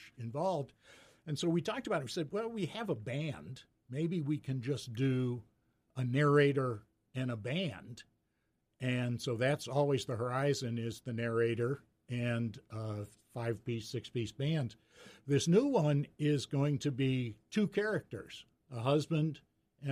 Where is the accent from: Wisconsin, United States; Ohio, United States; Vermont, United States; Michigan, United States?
Ohio, United States; Mansfield; I grew up in Mansfield.